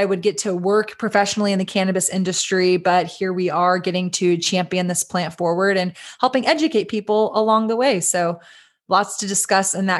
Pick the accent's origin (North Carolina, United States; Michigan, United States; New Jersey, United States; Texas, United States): Texas, United States; Austin; We are based in Austin, Texas, which is my hometown